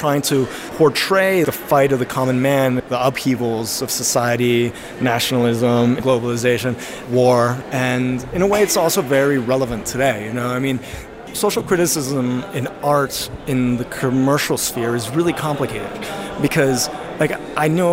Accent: Mexico City, Mexico; I grew up here. I was born in Mexico

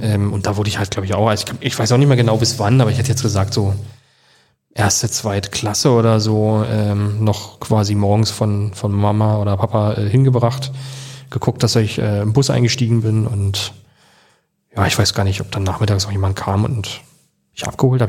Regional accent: Jüterbog, Brandenburg, Germany; moved away as an adult; now in Berlin, Germany; bin aufgewachsen da auf dem Dorf

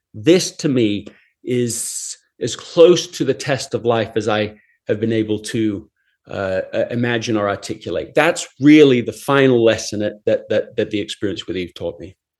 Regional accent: England, United Kingdom; I grew up in England

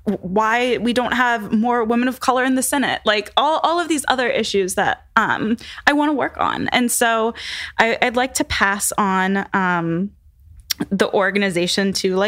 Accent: North Carolina, United States; So I am from North Carolina, which is a red state right now.

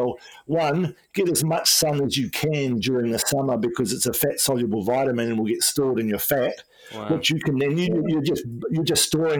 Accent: Wellington, New Zealand; when I grew up in New Zealand in the 1970s, you know, there wasn't much sun in Wellington.

